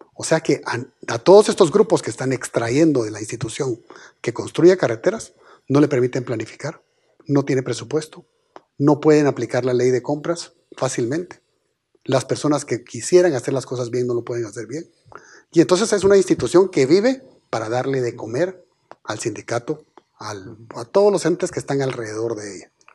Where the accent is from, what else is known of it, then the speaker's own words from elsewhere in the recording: Guatemala; somos todos los guatemaltecos